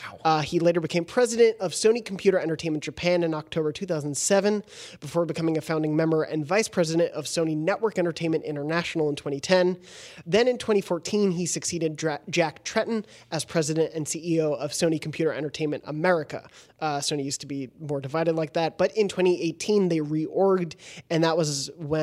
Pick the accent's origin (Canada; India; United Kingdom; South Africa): South Africa